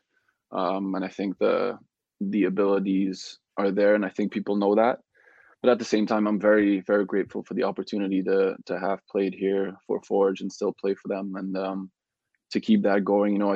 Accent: Belgium; moved away as an adult; also born or lived in Netherlands; now in Canada; So I grew up in Belgium my whole life

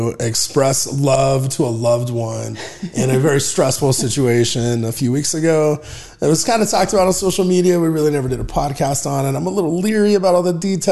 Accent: Arizona, United States; We're Arizonans, true and true.

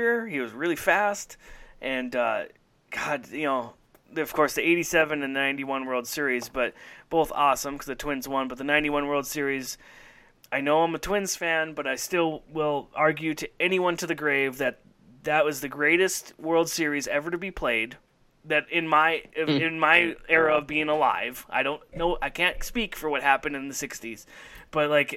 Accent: Minnesota, United States; I grew up in Minnesota.

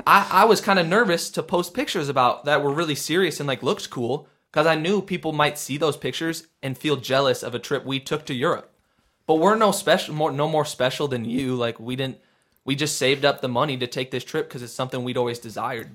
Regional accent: Midwest, United States; we're from the Midwest

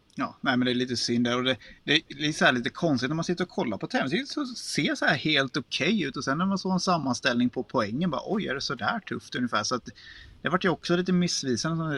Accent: Småland, Sweden; accent: Småländska; som smålänning

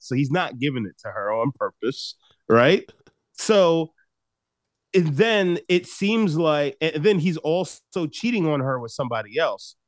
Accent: Long Island, New York, United States; I grew up on Long Island. So I grew up in the suburbs

